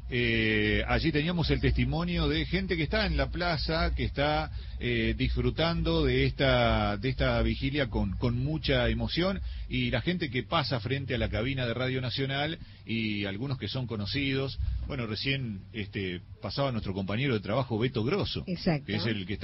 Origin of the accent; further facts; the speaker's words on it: San Jorge, Santa Fe, Argentina; provengo de la provincia de Santa Fe, de un pueblito que se hizo más conocido por el club que por otra cosa, porque soy de San Jorge.